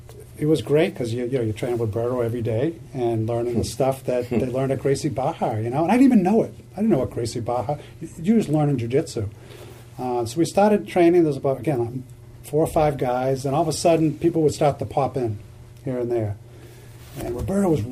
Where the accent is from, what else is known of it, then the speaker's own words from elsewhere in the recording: Lexington, United States; also born or lived in Arlington; I grew up in Lexington, but I lived in Arlington for a long time